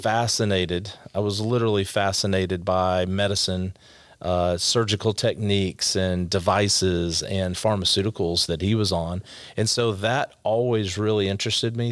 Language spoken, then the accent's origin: English; Allen, Texas, United States; also born or lived in Garland, Texas; I grew up in Allen, Texas when it was a little smaller